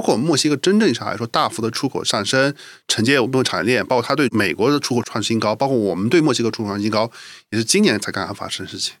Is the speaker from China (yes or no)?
yes; China; 我们中国人一定是全世界人民里面最勤劳的那，那一档的